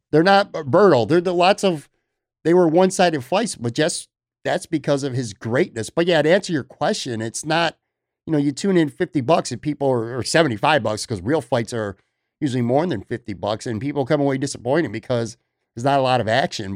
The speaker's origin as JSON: {"language": "English", "town": "Buffalo", "region": "New York", "country": "United States", "tie": "born or raised there", "moved": "yes", "lives_now": "Florida, United States", "said": "growing up in Buffalo"}